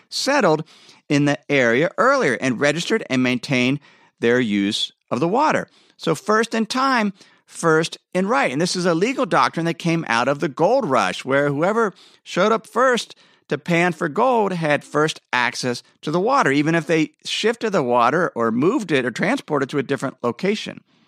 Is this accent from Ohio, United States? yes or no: yes; Ohio, United States; moved away as an adult; now in Idaho, United States; I grew up in Ohio, where there was plenty of rain